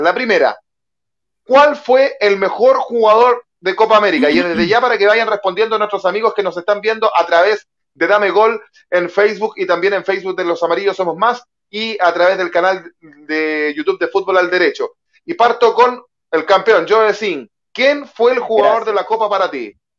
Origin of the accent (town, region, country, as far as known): Chile